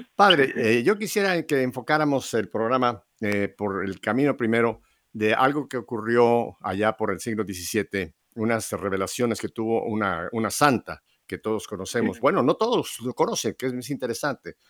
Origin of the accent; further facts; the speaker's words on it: Mexico; en mi país, en México